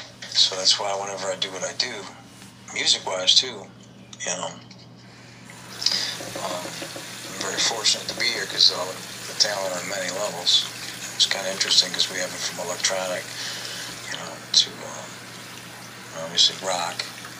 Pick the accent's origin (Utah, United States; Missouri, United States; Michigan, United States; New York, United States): Michigan, United States; Detroit; I'm from Detroit